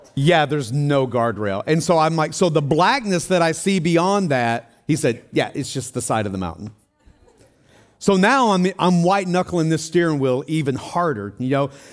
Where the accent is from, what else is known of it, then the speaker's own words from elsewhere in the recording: Tennessee, United States; moved away; also born or lived in Denver, Colorado; I'm from Tennessee